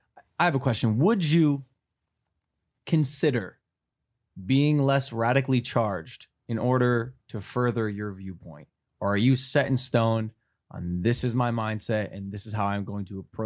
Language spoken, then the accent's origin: English; Ohio, United States; Mind you, I'm from Ohio and I grew up hunting and I've hunted. I grew up with firearms.